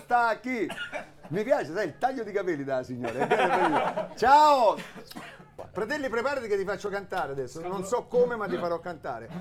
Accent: Augusta, Sicily, Italy; la squadra del mio paese di Augusta

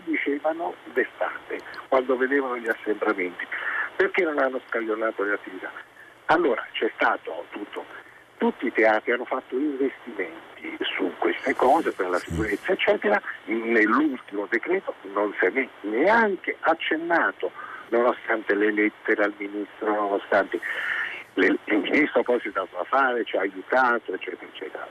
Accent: Naples, Campania, Italy; now in Milan, Italy; Io sono di Napoli, ho fatto tutto il ginnasio, tutto al pomeriggio perché non c'erano le aule

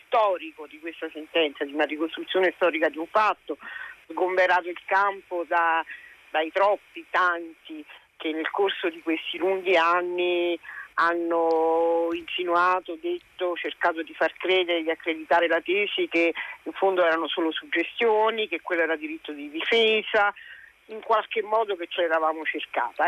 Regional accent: province of Caserta, Campania, Italy; Lavorando in campagna, sul mio territorio, in provincia di Caserta

